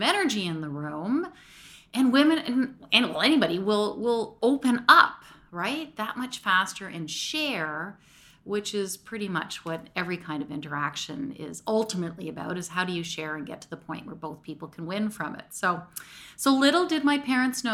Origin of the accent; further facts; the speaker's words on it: Mississauga, Ontario, Canada; I grew up in Lauren Park, Mississauga